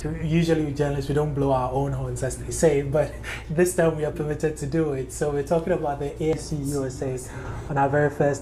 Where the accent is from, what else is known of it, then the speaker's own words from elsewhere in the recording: Ghana; now in New York, United States; I am originally from Ghana, but currently live and work in New York.